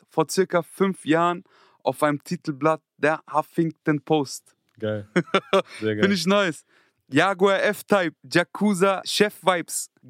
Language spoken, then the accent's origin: German; Frankfurt, Hesse, Germany; ich komme sogar aus Griesheim, Niederrad, ich weiß gar nicht, Frankfurt, Südwest.